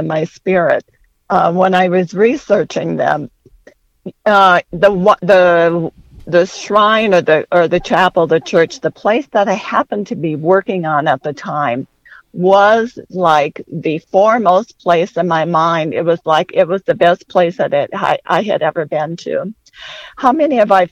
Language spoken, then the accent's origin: English; West Central Minnesota, United States; I grew up in West Central Minnesota